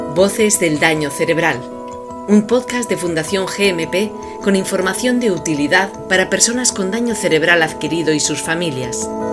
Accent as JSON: {"language": "Spanish", "region": "Galicia", "country": "Spain", "said": "nuestra comunidad, ¿no? Pues en comunidades como la gallega"}